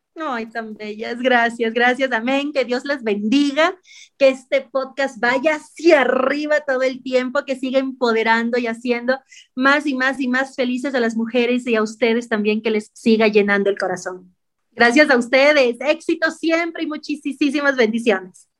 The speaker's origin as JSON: {"language": "Spanish", "country": "Ecuador"}